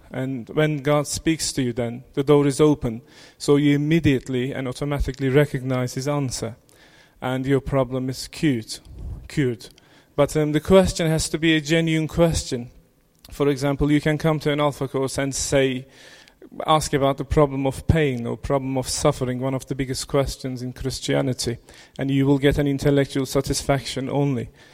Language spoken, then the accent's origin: English; Turkey; I was born in Turkey